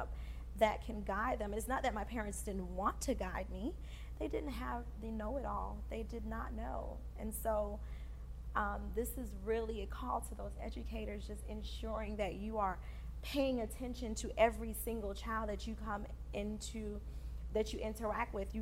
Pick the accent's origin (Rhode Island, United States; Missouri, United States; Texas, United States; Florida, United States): Florida, United States; Fort Lauderdale; also born or lived in Haiti; I am first generation from Haiti, born in Haiti, raised here. And so a lot of the things that I experienced in Fort Lauderdale, Florida was for the first time.